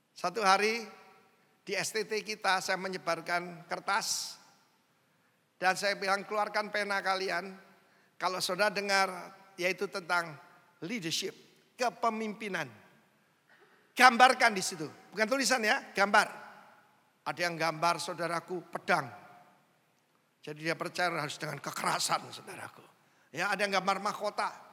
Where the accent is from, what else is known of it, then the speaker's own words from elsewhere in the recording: Indonesia; saya orang Indo